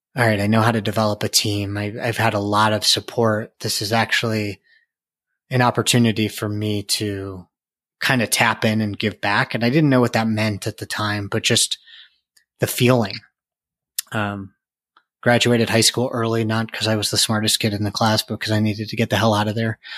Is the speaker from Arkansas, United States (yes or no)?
no; outside Chicago, Illinois, United States; now in Colorado, United States; I grew up outside Chicago